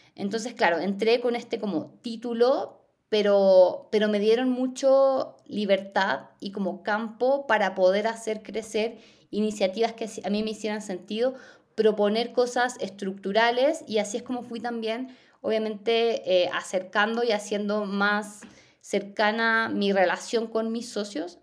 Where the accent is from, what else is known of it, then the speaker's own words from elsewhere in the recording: southern Chile, Chile; Yo más encima soy del sur de Chile